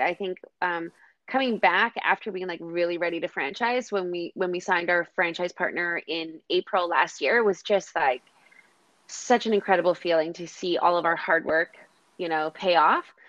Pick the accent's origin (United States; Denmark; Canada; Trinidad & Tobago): Canada; Kamloops, British Columbia; also born or lived in Surrey; now in Victoria, Canada; I was born in Surrey, raised in Kamloops, and then moved to the island, and I've been in Victoria ever since.